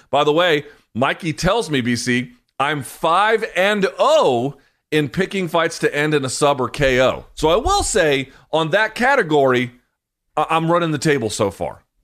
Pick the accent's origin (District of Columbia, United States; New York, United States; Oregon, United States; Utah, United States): District of Columbia, United States; Washington; right here in Washington, D C